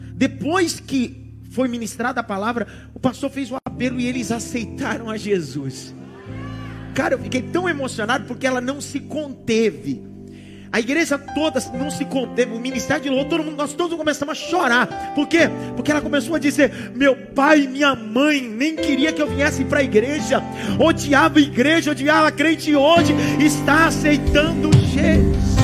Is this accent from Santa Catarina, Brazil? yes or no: no; São Paulo, Brazil; also born or lived in Pernambuco; Eu, eu sou da Zona Leste. Dá para imaginar? Ó, o cara da ZL, pernambucano